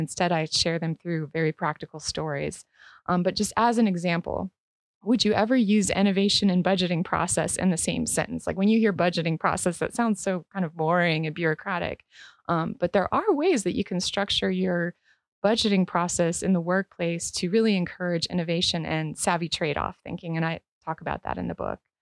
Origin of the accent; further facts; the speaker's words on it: Northeast Ohio, United States; moved away; originally, I'm from Northeast Ohio